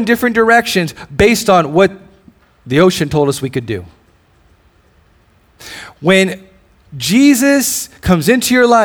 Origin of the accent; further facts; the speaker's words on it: Hawaii, United States; moved away; I'm originally from Hawaii